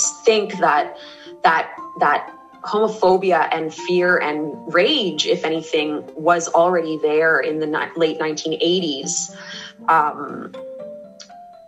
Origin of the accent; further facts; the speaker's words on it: Canada; I say this as a Canadian